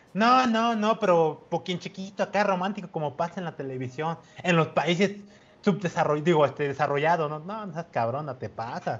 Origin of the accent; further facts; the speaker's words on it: Coatzacoalcos, Veracruz, Mexico; aquí en mi pueblito de Cuatza